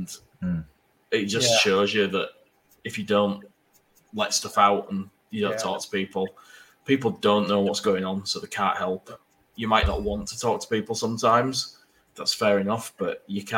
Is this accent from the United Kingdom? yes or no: yes; Leeds, Yorkshire and the Humber, United Kingdom; I grew up in Leeds because that's where I'm from